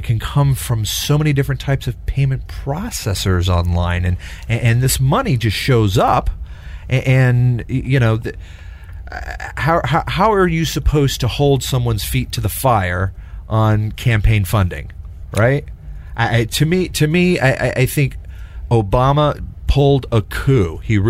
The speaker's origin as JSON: {"language": "English", "region": "Texas", "country": "United States", "tie": "born or raised there", "said": "I grew up in Texas."}